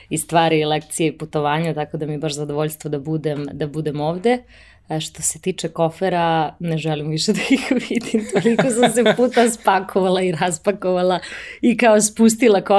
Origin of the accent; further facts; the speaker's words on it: Pančevo, Vojvodina, Serbia; moved away as an adult; also born or lived in Belgrade / Paris; jednog malog grada gde sam odrasla, odrasla sam u Pančevu